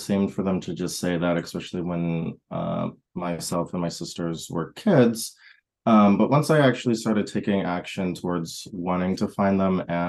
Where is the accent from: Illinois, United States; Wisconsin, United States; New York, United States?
Wisconsin, United States; moved away; also born or lived in Texas; I grew up partly in Wisconsin, partially in Texas